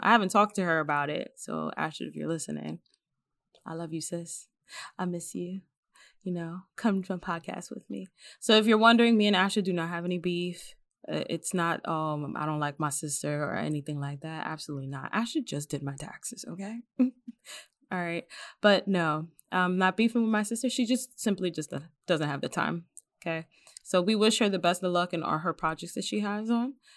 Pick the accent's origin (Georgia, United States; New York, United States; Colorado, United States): New York, United States; also born or lived in Dominican (ancestry); now in Pennsylvania, United States; my sister and I were raised in New York